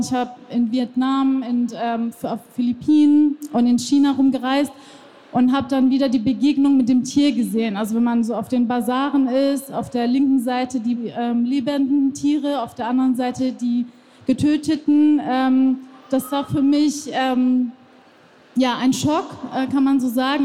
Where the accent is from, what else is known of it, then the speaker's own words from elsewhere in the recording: Iran; now in Germany; ich bin ja selber äh, im Iran geboren